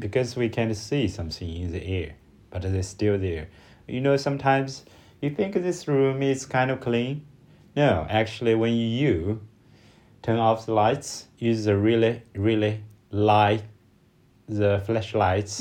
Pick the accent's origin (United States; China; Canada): China; from China